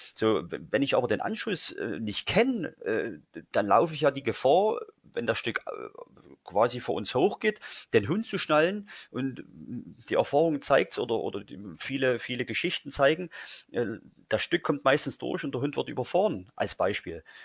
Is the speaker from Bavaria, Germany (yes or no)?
no; Saxony, Germany; bei uns in Sachsen